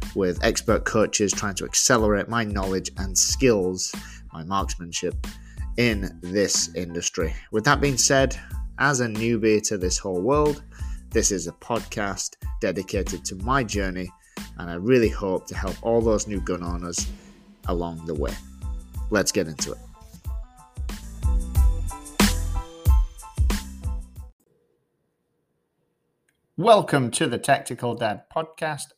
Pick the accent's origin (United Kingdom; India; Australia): United Kingdom; England; now in Georgia, United States; It's not where I'm from. I'm from England.